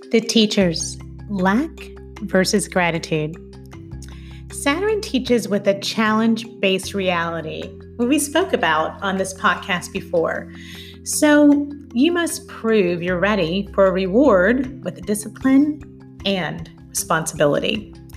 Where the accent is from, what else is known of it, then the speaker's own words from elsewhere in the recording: Louisville, Kentucky, United States; also born or lived in Goshen, Kentucky; move to Kentucky, where I'm from, when he was offered a job with a San Francisco based tech company that had recently relocated to my hometown of Louisville